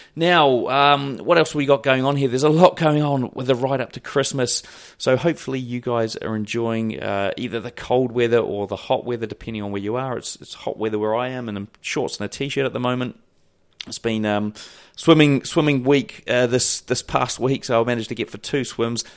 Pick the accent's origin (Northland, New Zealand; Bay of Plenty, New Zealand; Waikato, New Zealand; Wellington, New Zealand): Wellington, New Zealand; my hometown in Wellington